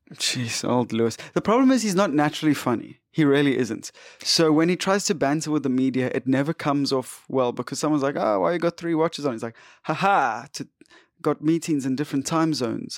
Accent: South Africa; we're South African

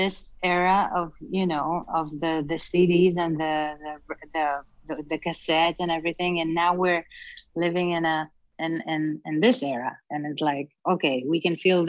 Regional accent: Israel; I grew up in Israel, such a small country

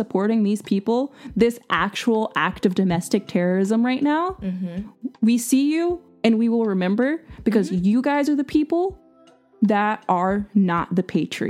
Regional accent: United States; I'm proud to be an American.

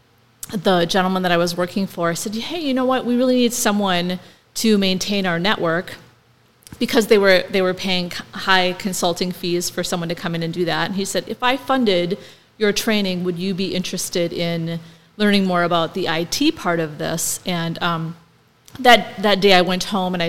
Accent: Milan, Minnesota, United States; moved away as an adult; I'm originally from Milan, Minnesota, which is southwest of Wilmer, about 40 minutes away, and very small town, 427 people when I lived there.

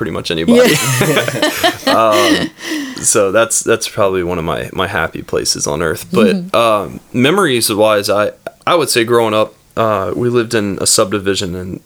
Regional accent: Atlanta, Georgia, United States; also born or lived in Newnan, Georgia; I was born in Metro Atlanta, and now I currently reside in Noonan

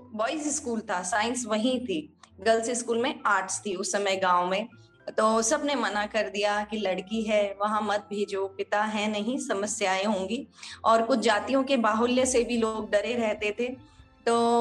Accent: Mahwa, Rajasthan, India; moved away as an adult; also born or lived in Bandikui, Rajasthan; now in Jodhpur, India; मैं बेसिकली दौसा जिले से हूँ राजस्थान के जिसका एक छोटा सा गांव है महवा जहाँ मेरा बचपन बीता है

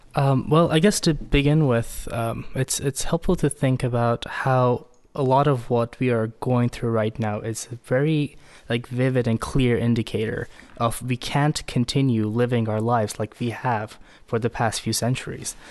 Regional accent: Iran; moved away as an adult; also born or lived in United States; now in Oslo, Norway; I grew up in Iran, but lived most of my adult life in the U S.

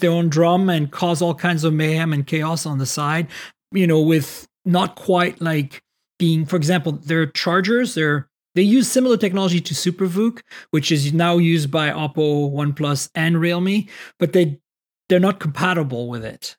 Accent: France; moved away; Growing up in France

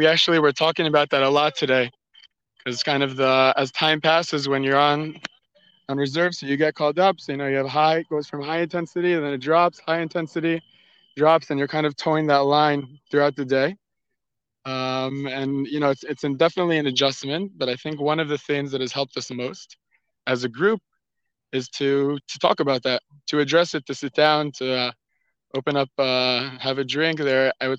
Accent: Gush Etzion, West Bank, Israel; I grew up in Gush Etzion, and after 2 years at Gush, I drafted, continued to officer's course, and after 4 years of service

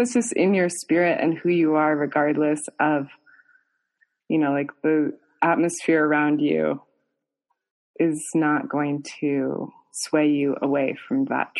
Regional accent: Fargo, North Dakota, United States; also born or lived in New York; now in Colorado, United States; I was born in Fargo, North Dakota, and then I grew up on a farm in North Dakota for a couple years as a kid.

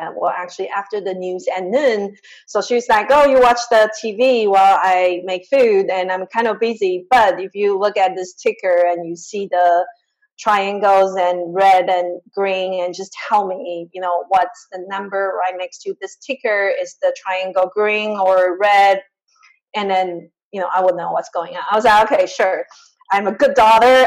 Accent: Taiwan; moved away; also born or lived in Chicago; I grew up in Taiwan, this super tiny island in a very traditional Asian family

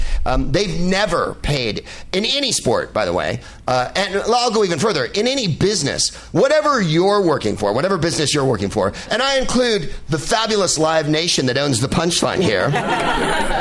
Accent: San Francisco, California, United States; born or raised there

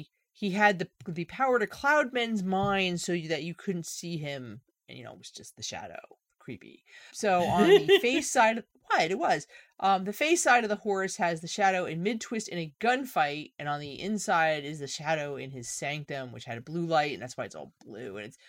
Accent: New Jersey, United States; Like, I'm from New Jersey, talking about a New Jersey artist, and I find your behavior unacceptable.

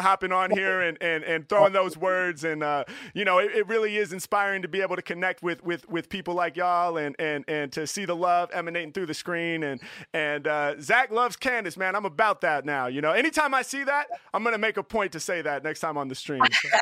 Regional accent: Portland, Oregon, United States; I'm from Portland

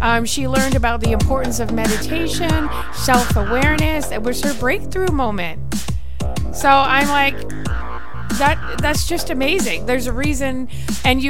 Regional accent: Canada; I'm Canadian

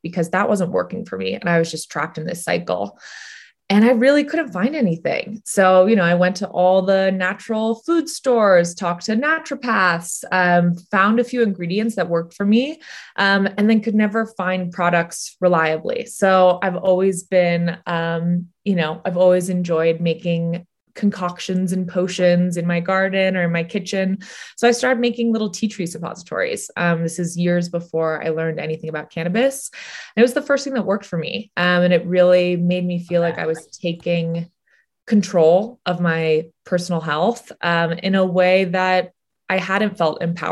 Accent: San Francisco, California, United States; a woman I grew up with in San Francisco

